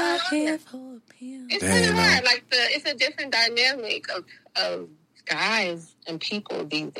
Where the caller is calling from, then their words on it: Maryland, United States; It's the DMV area, but I'm calling from Maryland.